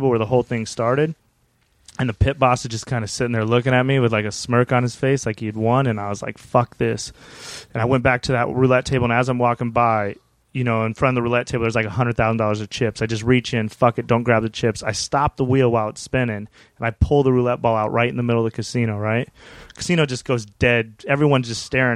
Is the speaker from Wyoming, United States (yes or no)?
yes; Wyoming, United States; now in Hollywood, United States; we grew up in Wyoming.